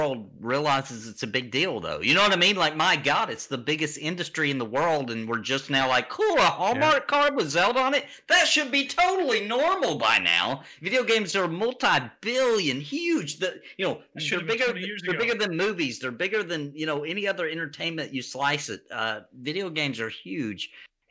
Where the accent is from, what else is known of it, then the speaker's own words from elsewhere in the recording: the South, United States; I'm from the South